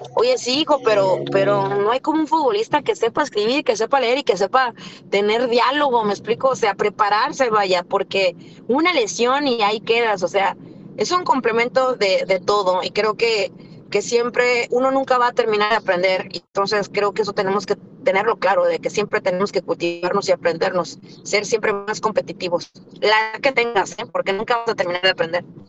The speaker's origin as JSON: {"language": "Spanish", "town": "Rosarito", "region": "Baja California", "country": "Mexico", "said": "Yo soy de Rosarito"}